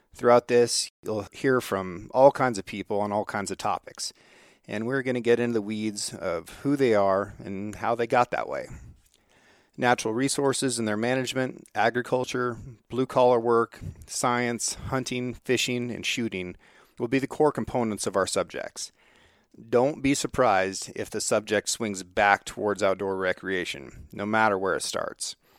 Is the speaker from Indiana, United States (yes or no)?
no; Northeast Oregon, United States; I grew up here on the Six Ranch in Northeast Oregon.